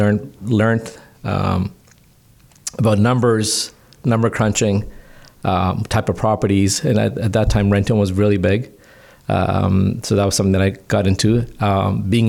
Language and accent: English; Canada; I was born here in Canada, but my parents were immigrants